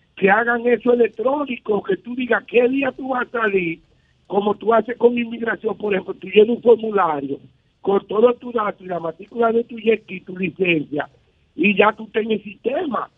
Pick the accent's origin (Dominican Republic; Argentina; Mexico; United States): Dominican Republic; como dominicano